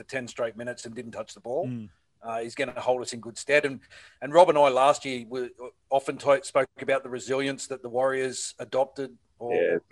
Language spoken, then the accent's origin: English; Sydney, New South Wales, Australia; I grew up in the North Sydney district in Sydney.